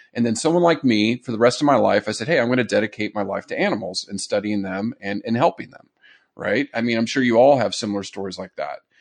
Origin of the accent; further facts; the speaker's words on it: San Diego, California, United States; I grew up in Southern California in San Diego